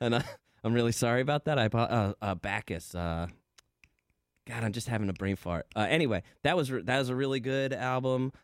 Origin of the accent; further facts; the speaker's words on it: New Jersey, United States; I'm from Jersey